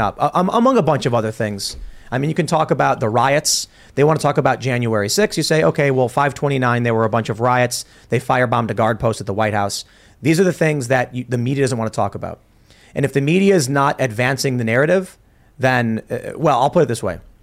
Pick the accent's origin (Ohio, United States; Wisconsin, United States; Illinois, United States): Illinois, United States; Chicago; moved away; I grew up in Chicago very liberal